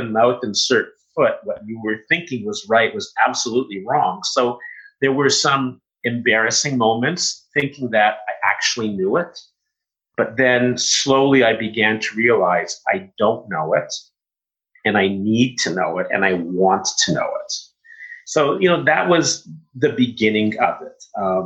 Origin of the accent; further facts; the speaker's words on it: Canada; I was one of maybe 10 Canadian students at the school